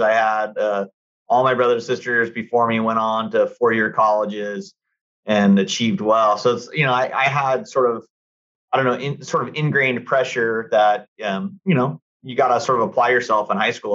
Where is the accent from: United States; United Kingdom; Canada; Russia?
United States; Costa Mesa, California; also born or lived in Newport Beach; growing up in Costa Mesa, you know, and living in Newport when I was in law school